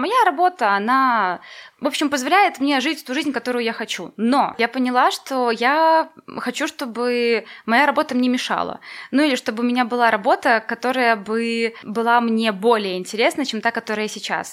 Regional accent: Valozhyn, Minsk Region, Belarus; now in Minsk, Belarus; я из Воложина

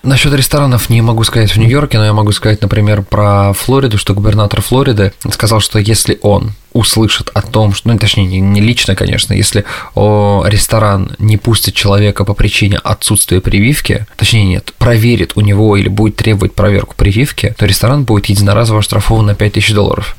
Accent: Russia; now in United States; Я из России

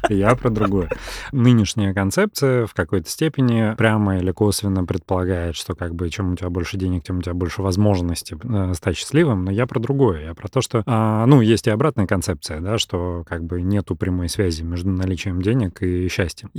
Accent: Russia; first language Russian; я армянин, потому что о, оба моих родителя армяне, но я там всю жизнь прожил в России и, и там русский мой родной язык

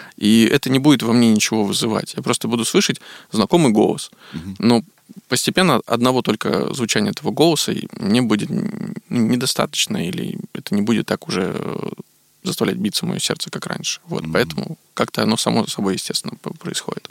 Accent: Veliky Novgorod, Novgorod Oblast, Russia; born or raised there; now in Moscow, Russia

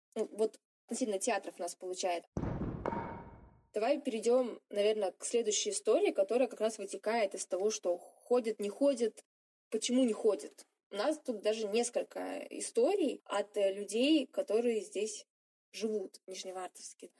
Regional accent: Siberia, Russia; Сибирячка, провинциалка

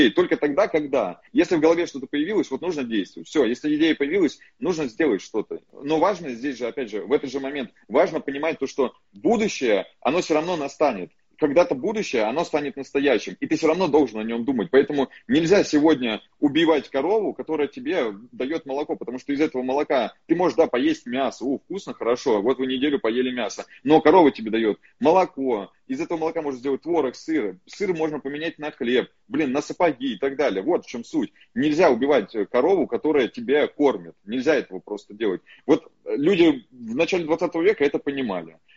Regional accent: Far East, Russia; born there; потому что я родился на Дальнем Востоке, в селе, Э, вот, в военном городке.

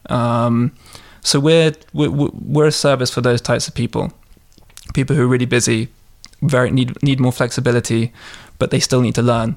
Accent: London, United Kingdom; moved away as an adult; now in Russia; I'm a Londoner. Mm. I'm uh, from Southwest London

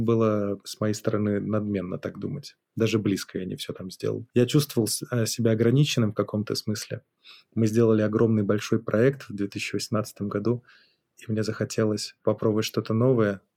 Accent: Minsk, Belarus; moved away as an adult; also born or lived in Kyiv, Ukraine / Genoa, Italy; Я родился в Минске, занимался всю жизнь своим музыкальным бизнесом, делал концерты, музыкальные заведения

